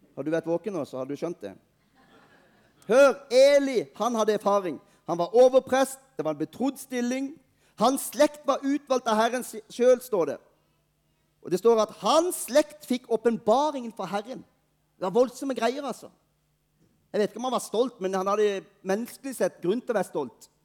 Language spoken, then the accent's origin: Norwegian; Norway; Vi er nordmenn